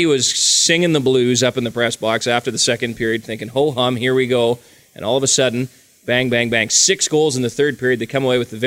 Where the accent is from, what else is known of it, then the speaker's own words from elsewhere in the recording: Nipawin, Saskatchewan, Canada; now in Brandon, Canada; I grew up in Nipawin